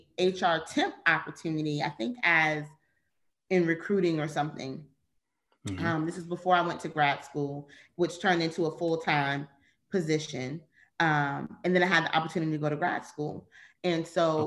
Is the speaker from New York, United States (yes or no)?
no; Virginia, United States; moved away as an adult; also born or lived in Charlotte, North Carolina; I was born and raised in Virginia